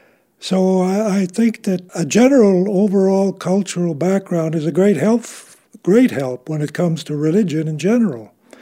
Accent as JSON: {"language": "English", "town": "Chicago", "region": "Illinois", "country": "United States", "tie": "born there", "said": "Well, I was born in Chicago to a very traditional Catholic family. My background is Polish on both sides of the family."}